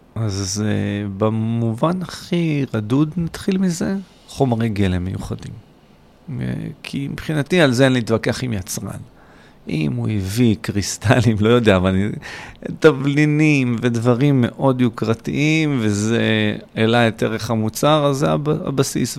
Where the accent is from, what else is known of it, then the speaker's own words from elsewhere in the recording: Kfar Saba, Central District, Israel; also born or lived in Hod HaSharon; now in Beersheba, Israel; נולדתי להוד השרון, אבל זה עד גיל ארבע. ובארבע היה פשוט לחצות את הכביש לעיר כפר סבא ליד. אה, שם היה רוב הנעורים